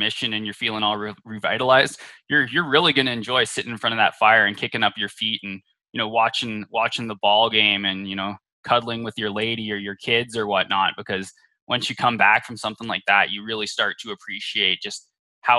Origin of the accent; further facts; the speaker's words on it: Canada; I was born up in Canada and was really raised in, you know, a semi-religious household